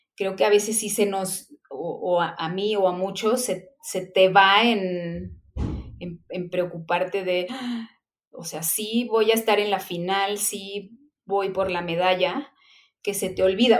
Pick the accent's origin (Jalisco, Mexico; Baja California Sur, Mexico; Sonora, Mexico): Jalisco, Mexico; Guadalajara; yo igual me retiro como en mi tierra